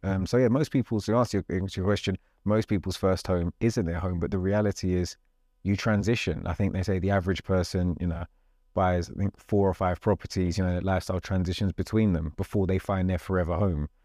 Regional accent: London, United Kingdom; I'm talking very London because I'm a Londoner, I'm a South Londoner.

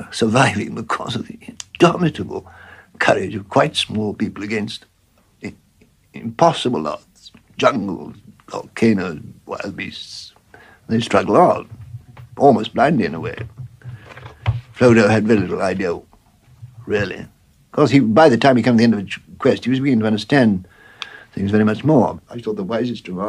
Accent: Warwickshire, West Midlands, United Kingdom; also born or lived in Bloemfontein, South Africa; suddenly find yourself in a quiet Warwickshire village.

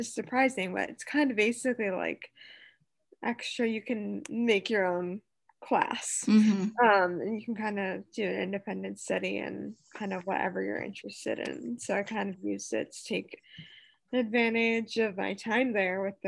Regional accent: Detroit, Michigan, United States; born and raised in the Metro Detroit area

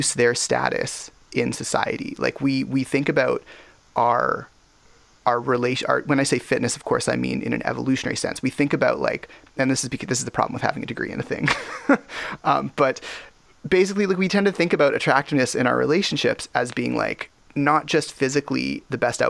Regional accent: Canada; I'm an Indo-Canadian second and fourth generation, depending on which side. And the Indian specifically I'm talking about is a Tamilian

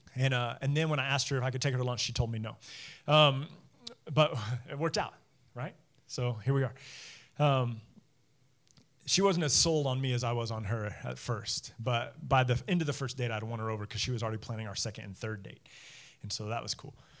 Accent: United States

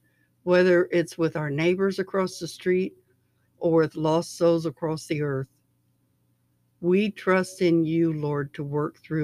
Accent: Cincinnati, Ohio, United States; my hometown, my home city of Cincinnati

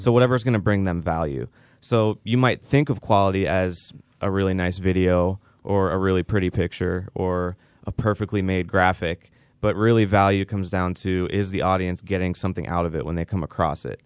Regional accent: Pittsburgh, Pennsylvania, United States; moved away as an adult; now in Tampa, United States; I'm from the Pittsburgh area originally, and I moved to Tampa in two thousand thirteen

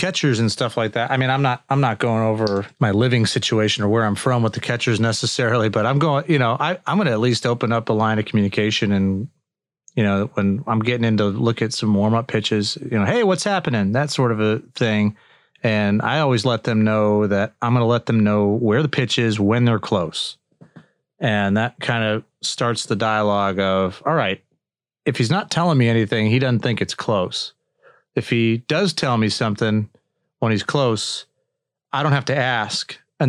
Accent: Chicago, Illinois, United States; I'm from the Chicago area.

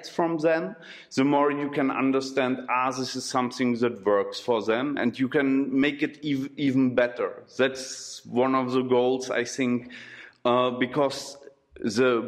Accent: Berlin, Germany; English is a second language; moved away as an adult; also born or lived in Czech Republic; now in Brno, Czech Republic; I'm coming from Berlin, and I'm here from 2007 in the Czech Republic

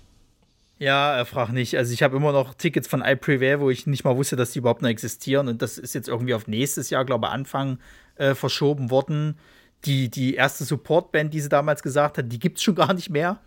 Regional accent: Leipzig, Saxony, Germany; moved away; ist ja eigentlich meine Heimatstadt, aber äh, ja, äh, man musste, man musste dann irgendwann umziehen

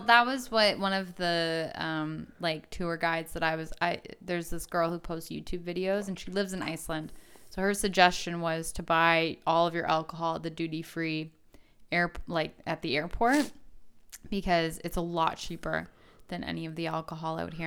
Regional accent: Canada

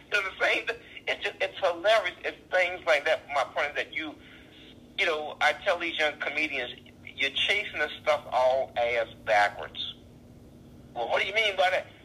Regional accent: New Orleans, Louisiana, United States; accent: New Orleans; I see why people make fun of my New Orleans accent.

